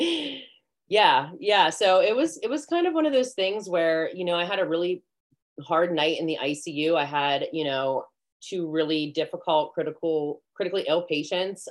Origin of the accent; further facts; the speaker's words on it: McCandless, Pennsylvania, United States; I grew up in McCandless.